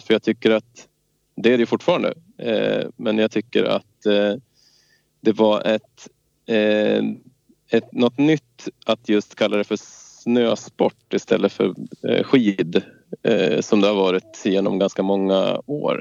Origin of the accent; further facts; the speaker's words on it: Svenstavik, Jämtland, Sweden; also born or lived in Stockholm; Jag är från Stockholm ursprungligen och kom upp hit när jag var sex år till Svenstavik, en liten ort söder om Östersund, sex mil söder